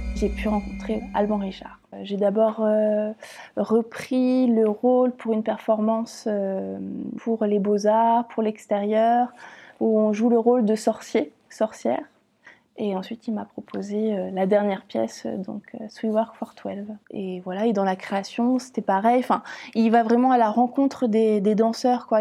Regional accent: Caen, Normandy, France; moved away as an adult; also born or lived in Lyon; Je suis née à Caen

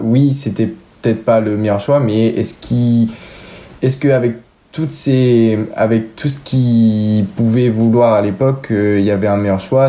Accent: Issoudun, Centre-Val de Loire, France; also born or lived in Châteauroux; la ville où j'ai toujours habité, Issoudun

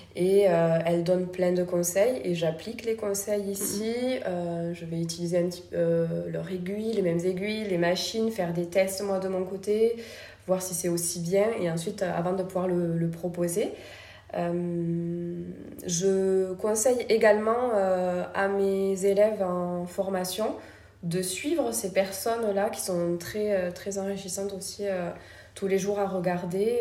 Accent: Toulouse, Occitania, France; also born or lived in Paris; je suis originaire de Toulouse

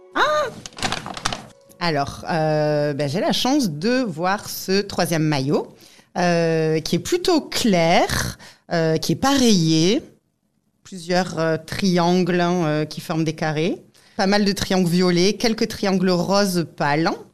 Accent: Leucate, Occitania, France; suis euh, originaire de Lecate, dans l'Aude

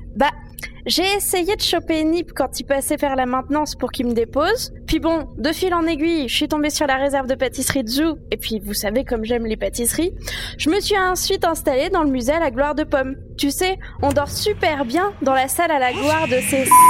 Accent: France; chez nous en France

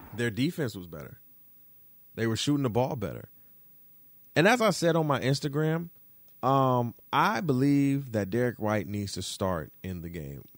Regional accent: Detroit, Michigan, United States; And I'm from Michigan. I'm from Detroit

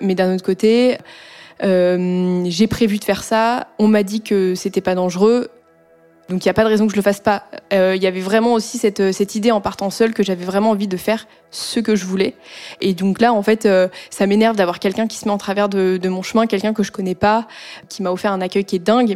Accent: Annecy, Auvergne-Rhône-Alpes, France; J'ai grandi à Annecy

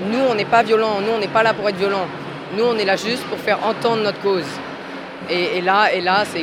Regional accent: Dreux, Centre-Val de Loire, France; euh, j'ai 15 ans et je viens de la frontière de, l'île de France. C'est du côté de Dreux.

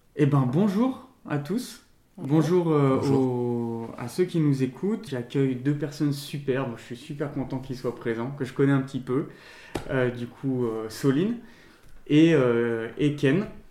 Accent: Lyon, Auvergne-Rhône-Alpes, France; now in Bordeaux, France; je viens de Lyon

